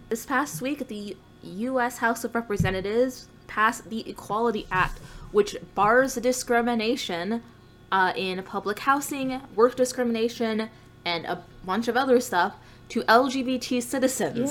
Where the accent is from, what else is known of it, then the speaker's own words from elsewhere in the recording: United States; being American